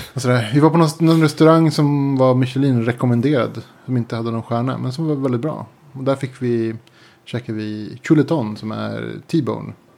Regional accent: Sweden; jag kommer från Sverige.

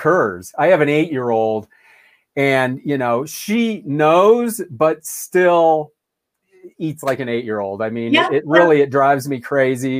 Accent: Ohio, United States; as a kid, I mean, growing up in Ohio, it was football

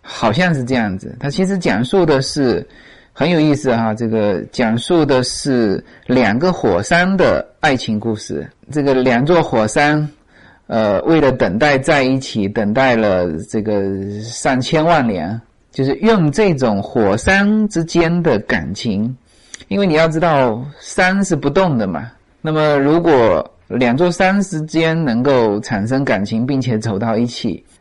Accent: China; now in United States; 我们中国人发音都很内敛

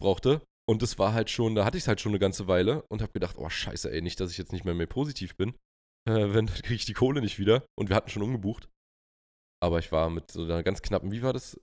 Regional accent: Germany; bei uns in Deutschland

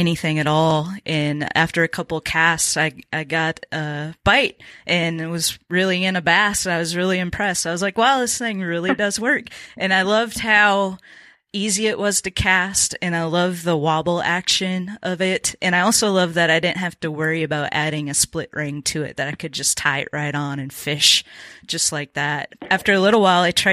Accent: Minnesota, United States; I grew up in Minnesota

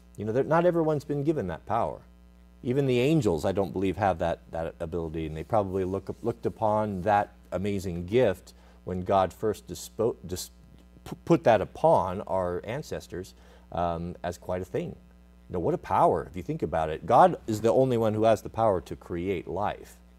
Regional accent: United States

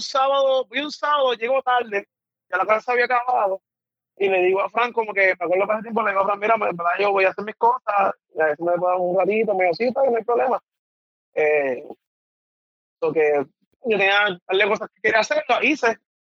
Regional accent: Mayagüez, Puerto Rico; also born or lived in San Juan, Puerto Rico; vengo de Mayagüez

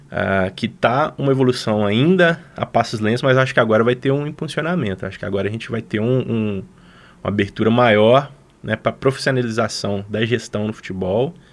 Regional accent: Belo Horizonte, Minas Gerais, Brazil; now in Lavras, Brazil; viemos parar em Lavras, a gente veio de Belo Horizonte para Lavras

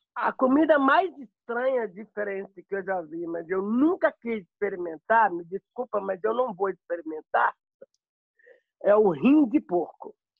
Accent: Belo Horizonte, Minas Gerais, Brazil; moved away as an adult; now in Frankfurt, Germany; sou natural de Minas Gerais, Belo Horizonte

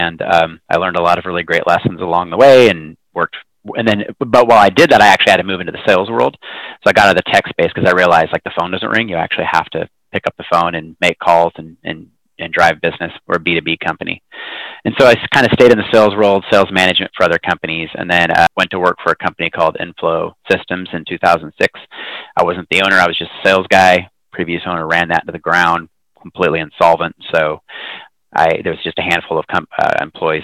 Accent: Hood River, Oregon, United States; also born or lived in Hillsboro, Oregon; moved to a small town called Hood River when I was about one

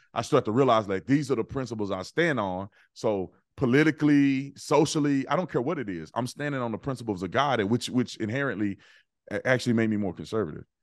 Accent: Fort Worth, Texas, United States; moved away; I'm from Fort Worth, Texas, uh, born and raised in Fort Worth

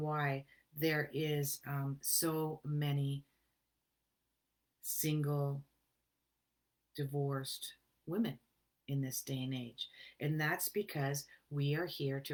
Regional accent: Canada; I'm a Canadian

